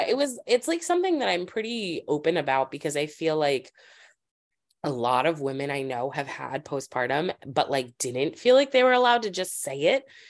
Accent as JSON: {"language": "English", "town": "Springfield", "region": "Massachusetts", "country": "United States", "tie": "born or raised there", "also_born_or_lived": "Los Angeles, California", "moved": "yes", "lives_now": "Brooklyn, United States", "said": "I grew up in Springfield, Massachusetts."}